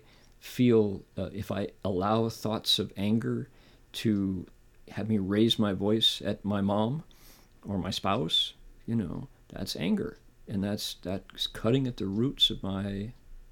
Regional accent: United States; I'm authentically an American

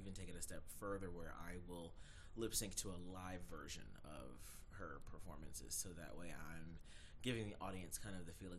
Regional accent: Atlanta, Georgia, United States; moved away as an adult; now in South Carolina, United States; I'm 31 years old. I'm originally from Atlanta, Georgia, but I've been in South Carolina for over 10 years.

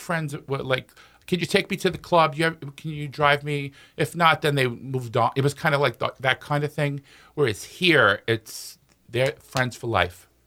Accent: New York City, New York, United States; moved away as an adult; now in Minnesota, United States; I was born in Brooklyn, New York, in the sixties

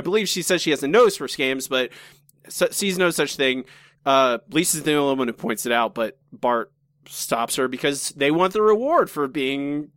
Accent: the South, United States; I am from the South

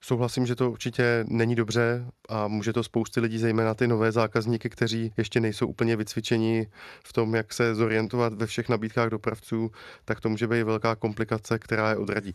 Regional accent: Liberec, Liberec Region, Czechia; jsem z Liberce

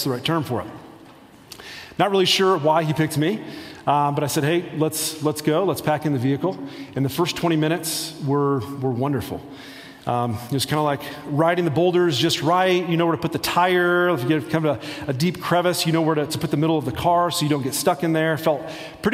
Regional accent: rural Indiana, United States; moved away as an adult; now in Colorado, United States; I grew up in the Midwest, rural Indiana

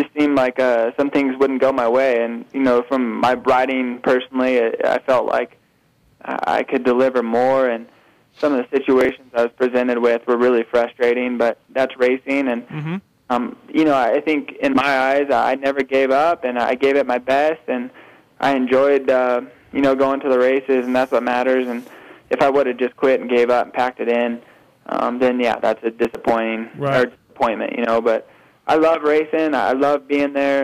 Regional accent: Colorado, United States; As a kid growing up in Colorado

